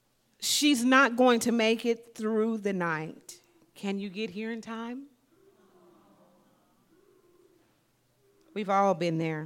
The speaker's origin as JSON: {"language": "English", "region": "Southeast Missouri", "country": "United States", "tie": "born or raised there", "moved": "yes", "lives_now": "Spokane, United States", "said": "Southeast Missouri is where I grew up."}